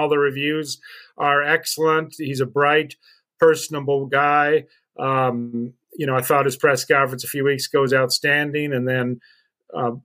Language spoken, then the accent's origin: English; Albuquerque, New Mexico, United States; moved away as an adult; also born or lived in Evanston, Illinois / South Carolina / Canton, Ohio / Cleveland, Ohio; now in St. Paul, United States; I went back to my hometown of Albuquerque, New Mexico, covered New Mexico basketball.